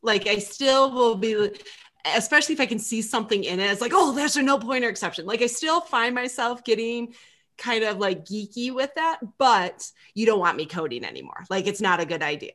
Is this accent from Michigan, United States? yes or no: yes; Michigan, United States; I'm from Michigan.